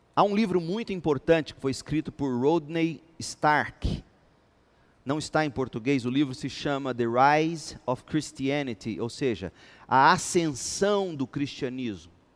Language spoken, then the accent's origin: Portuguese; Goiás, Brazil; nós, os goianos, como bons goianos